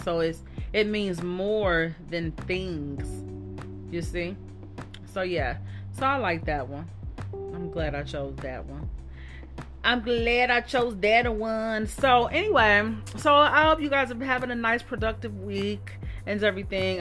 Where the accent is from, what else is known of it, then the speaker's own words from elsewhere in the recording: Dayton, Ohio, United States; I was born and raised in Dayton